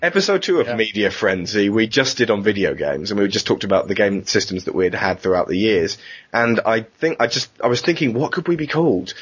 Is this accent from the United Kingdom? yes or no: yes; United Kingdom; we're British. We're very British.